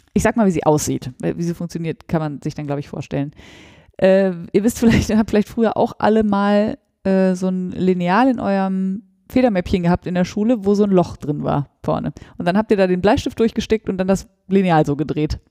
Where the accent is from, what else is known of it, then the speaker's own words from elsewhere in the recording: Northern Germany, Germany; bei uns in Norddeutschland